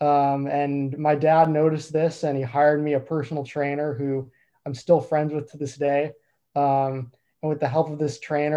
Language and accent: English; United States; moved away as an adult; now in Vancouver, Canada; I'm from the United States